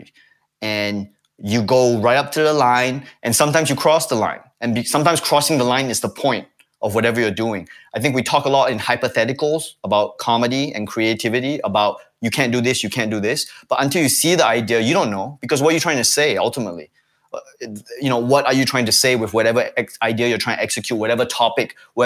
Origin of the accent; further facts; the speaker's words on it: Singapore; something which I grew up with in Singapore